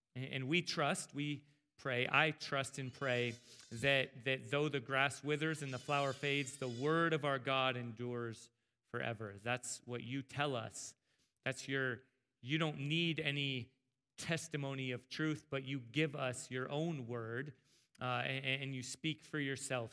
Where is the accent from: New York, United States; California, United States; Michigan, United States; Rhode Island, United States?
California, United States; El Cajon; growing up in Southern California, in S-, San Diego, El Cajon